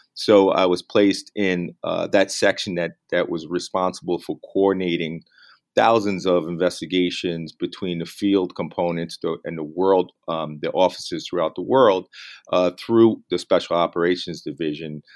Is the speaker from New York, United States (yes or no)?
yes; New York City, New York, United States; moved away as an adult; also born or lived in San Diego, California; was able to come back to my hometown of New York City